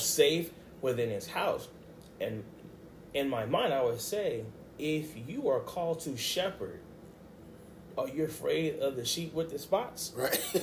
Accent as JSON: {"language": "English", "town": "Baltimore", "region": "Maryland", "country": "United States", "tie": "born or raised there", "also_born_or_lived": "Pensacola, Florida", "said": "raised in Baltimore City"}